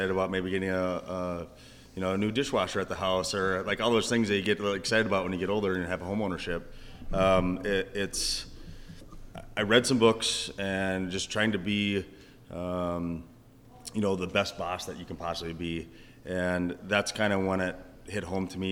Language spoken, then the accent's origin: English; Kerkhoven, Minnesota, United States; now in Pequot Lakes, United States; Kirkhoven. So Kirkhoven's, 20 miles west of Wilmer